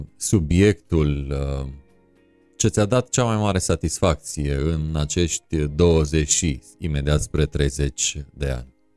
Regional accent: Transylvania, Romania; eu sunt ardelean

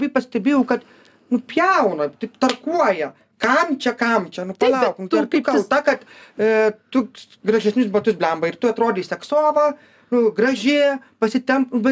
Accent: Lithuania; mes lietuviai esam žiauriai darbingi.

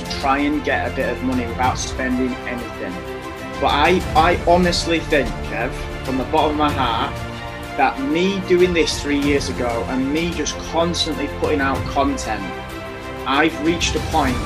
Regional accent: Leeds, Yorkshire and the Humber, United Kingdom; I'm from West Yorkshire, Leeds.

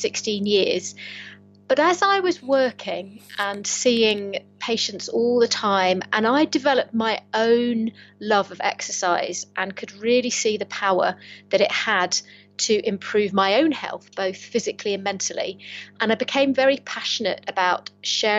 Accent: Kent, South East England, United Kingdom; now in Lancaster, United Kingdom; I'm originally from Kent, but I've managed to find my home in the northwest of England. So I live up near Lancaster

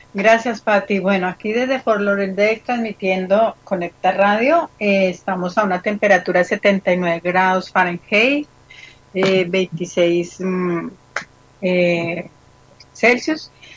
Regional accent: Colombia; mi país

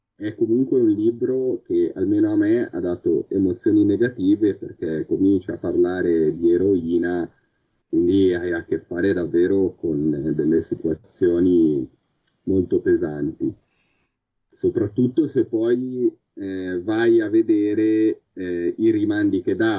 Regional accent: Milan, Lombardy, Italy; io sono di Milano

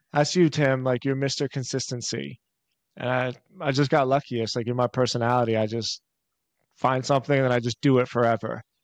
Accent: Philadelphia, Pennsylvania, United States; I'm born and raised in Philly

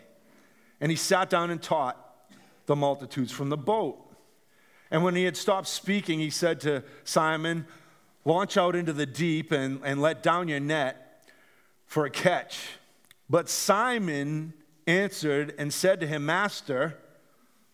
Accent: Gloucester, Massachusetts, United States; my house where I grew up in Gloucester, Massachusetts

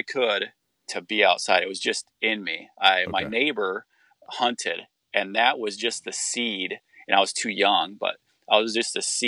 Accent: Northern Iowa, United States; also born or lived in California; I'm from Northern Iowa. I was born in California, okay, but I don't remember any of that because we moved to Iowa when I was very young. But then we moved to Northern Iowa and I grew up in the country.

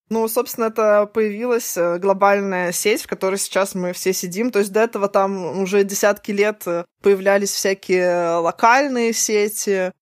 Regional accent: Saint Petersburg, Russia; я же раньше тебя родилась по, на несколько месяцев, и вот у меня тоже есть что Ленинград, СССР

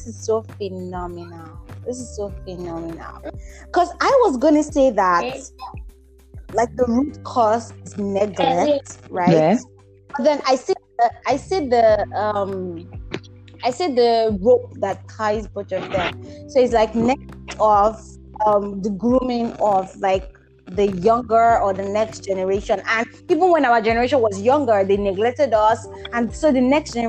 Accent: Nigeria; here in Nigeria or here in Africa

